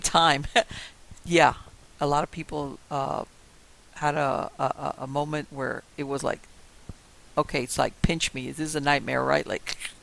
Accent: Miami, Florida, United States; I was born and raised in Miami I know a lot of things about Miami that only a native Miamian will know

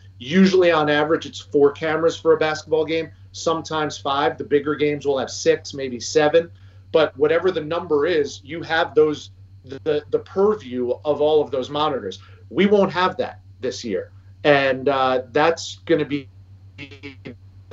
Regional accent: River Vale, New Jersey, United States; growing up in Rivervale, growing up in New Jersey

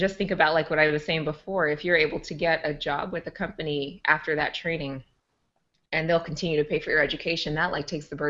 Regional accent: Omaha, Nebraska, United States; So I grew up in North Omaha. So it's one of the, if you're not familiar with Omaha, North Omaha in many cases, or in some neighborhoods, I should say, is one of the poorest in our city.

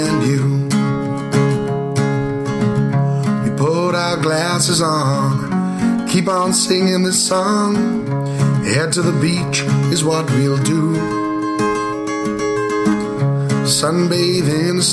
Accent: Neath, Wales, United Kingdom; I'm from Neath

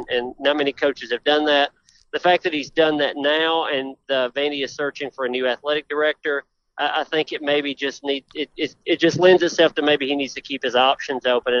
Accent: Decaturville, Tennessee, United States; accent: Southern; now in Nashville, United States; Yeah, I'm in Decaturville is where I claim. It's all Decatur County. Decaturville's the county seat, so right. that's where I'm from. But it's not a big place.

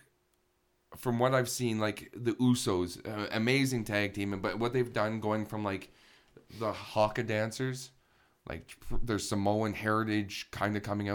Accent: Canada; as a Canadian

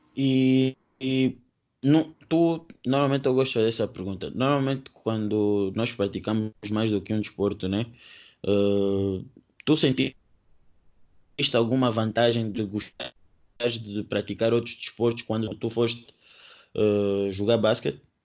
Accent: Angola; eu também sou angolano

